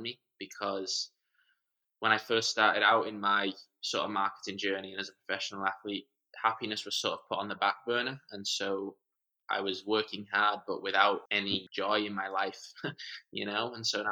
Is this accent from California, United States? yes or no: yes; San Diego, California, United States; also born or lived in Manchester, England / Arizona / Portland, Oregon; Grew up a lot of my life in San Diego